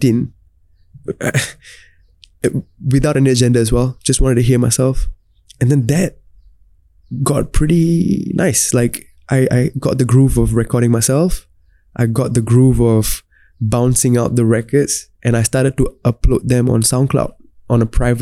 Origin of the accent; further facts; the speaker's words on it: Singapore; being a Singaporean, growing up in Singapore, laid the foundation for me to be well-versed in both Tamil and English.